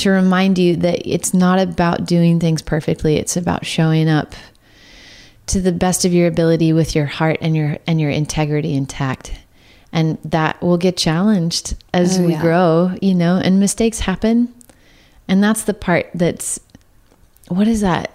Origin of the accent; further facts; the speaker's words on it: Santa Cruz County, Northern California, United States; I grew up in Northern California most of my life, but uh, which was an odd combo to like grow up in Santa Cruz County